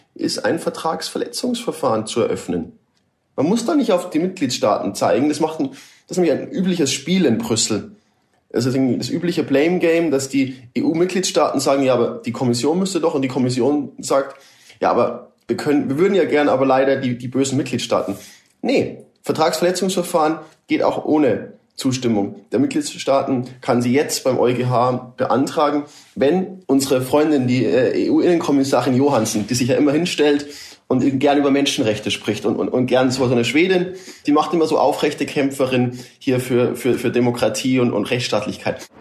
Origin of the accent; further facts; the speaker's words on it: Germany; Wir als, als Deutsche